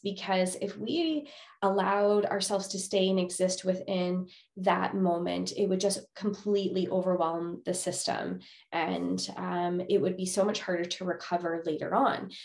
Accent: Winnipeg, Manitoba, Canada; moved away as an adult; now in Alberta, Canada; I'm originally from Winnipeg, Manitoba, Canada, and moved to Alberta just a few years ago, right before COVID

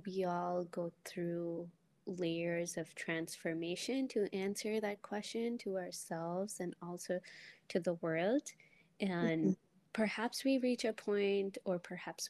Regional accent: India; first language Telugu; English is a second language; moved away as an adult; now in United States; I'm from India

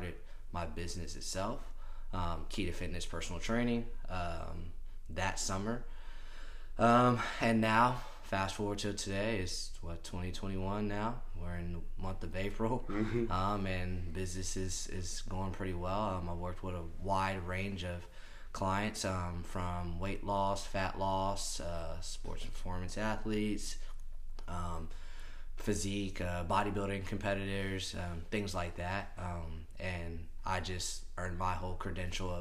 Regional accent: San Diego, California, United States; moved away as an adult; now in Midwest, United States; I'm not a local guy here in the Midwest. I'm from San Diego, California.

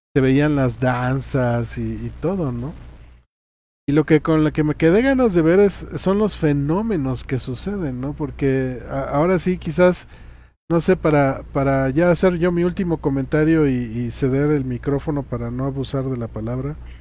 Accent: Chiapas, Mexico; moved away; allí en mi tierra, en Chiapas

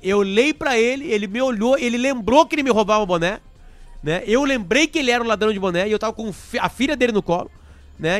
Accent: Alegrete, Rio Grande do Sul, Brazil; moved away; eu saí do Alegrete, lembrando, em 98, né? 97. 1997, há 23 anos

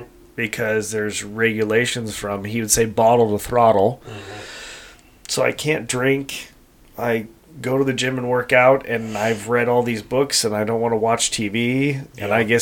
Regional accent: Colorado, United States; now in California, United States; obviously my dad and I are hunters, mm-hmm. and we're transplants from Colorado, and pig hunting in California has been a thing for a while

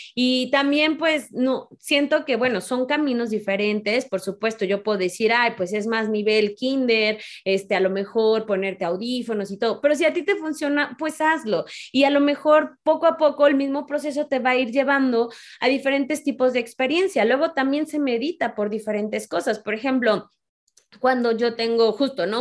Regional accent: Mexico; mujer, mexicana

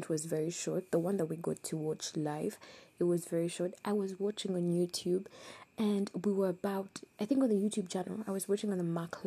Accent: Uganda; I come from Uganda. I love Uganda.

